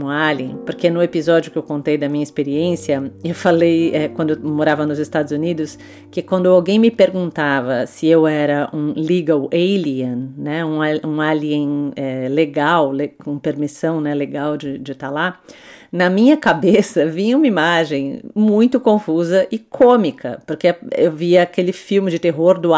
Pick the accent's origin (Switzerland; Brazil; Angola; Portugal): Switzerland; born there; Eu nasci na Suíça, filha de mãe alemã e pai português.